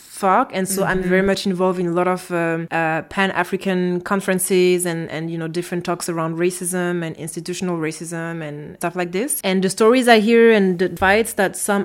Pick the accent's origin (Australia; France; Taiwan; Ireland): France; also born or lived in French Guiana / Austria; now in Brussels, Belgium; I grew up in France, in a small village. Then later I moved to French Guiana